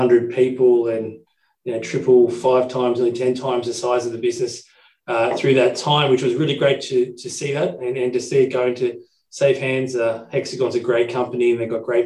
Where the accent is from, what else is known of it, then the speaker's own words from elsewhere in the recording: Brisbane, Queensland, Australia; I was born in Brisbane 40-odd years ago and grew up here in Brisbane